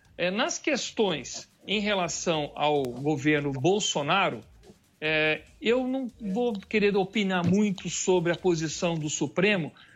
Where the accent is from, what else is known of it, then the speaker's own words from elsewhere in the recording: Campinas, São Paulo, Brazil; eu fui um grande organizador de movimentos aqui na cidade de Campinas, onde sou natural de Campinas.